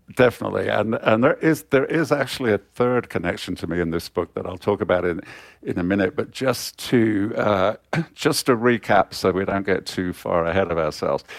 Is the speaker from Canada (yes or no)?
no; Coventry, West Midlands, United Kingdom; I was born in Coventry, uh, in the, in the nineteen fifties.